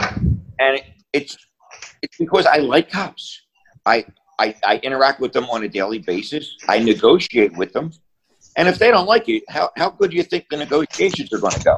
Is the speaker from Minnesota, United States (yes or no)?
no; Philadelphia, Pennsylvania, United States; I grew up in Philly, where everybody hung on a different corner